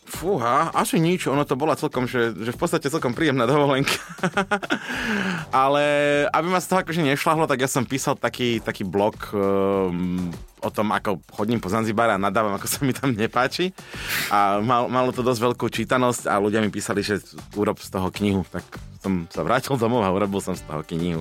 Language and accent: Slovak; Tatranské Matliare, Prešov Region, Slovakia; Ja som vyrastal v Tatranských matliaroch